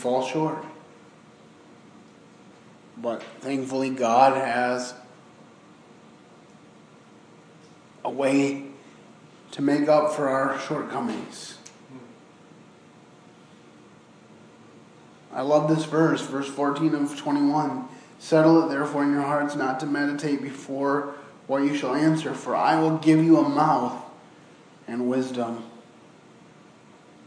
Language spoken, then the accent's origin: English; Michigan, United States; growing up in Michigan